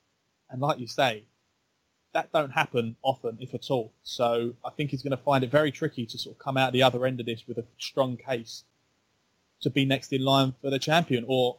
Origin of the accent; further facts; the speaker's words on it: United Kingdom; as a Brit